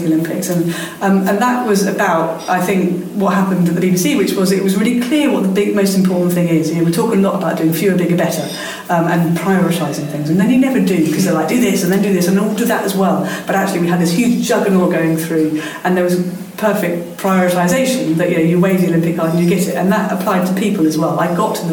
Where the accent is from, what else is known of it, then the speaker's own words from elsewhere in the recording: London, United Kingdom; in London, in my hometown